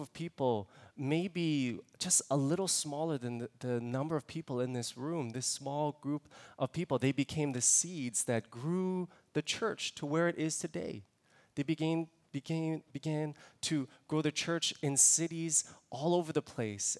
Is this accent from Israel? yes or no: no; Toronto, Ontario, Canada; moved away; I'm originally from Toronto, born and raised in Toronto